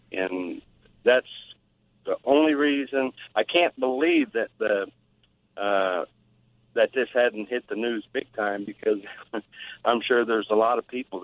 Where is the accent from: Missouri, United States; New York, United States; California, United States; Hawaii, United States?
Missouri, United States; St. Louis; I'm from St. Louis.